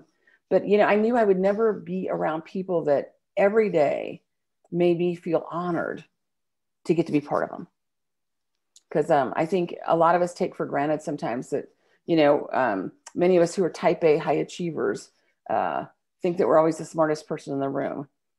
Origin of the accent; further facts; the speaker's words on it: California, United States; You know, I grew up in California. My dad was Navy, so we traveled around and we moved different places as a kid.